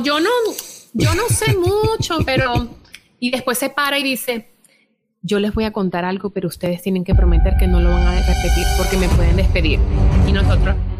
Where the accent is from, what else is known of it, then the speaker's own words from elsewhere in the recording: Venezuela; moved away; estoy en un país extraño, yo vengo, yo vengo de Venezuela